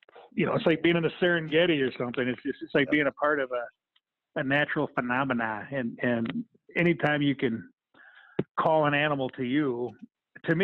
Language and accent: English; Minnesota, United States; moved away as an adult; now in Alaska, United States; I grew up in Minnesota, and okay. I lived in Minnesota until I was 21, and then when I was 21, I moved to Alaska, and I never left.